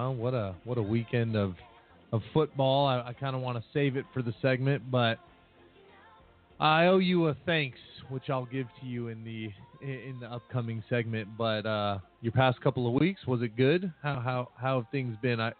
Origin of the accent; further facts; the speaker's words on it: New York, United States; As a New Yorker, we thank your New York Jets